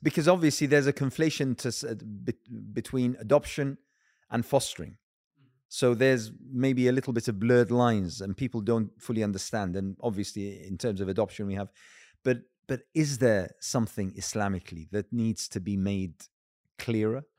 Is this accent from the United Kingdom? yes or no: yes; United Kingdom; as a Brit as a British Muslim